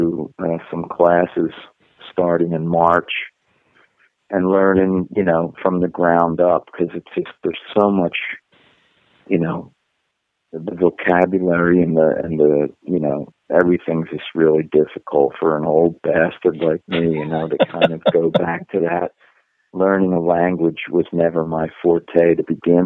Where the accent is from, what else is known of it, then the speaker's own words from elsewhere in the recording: United States; moved away as an adult; now in Germany; you come over here as an American musician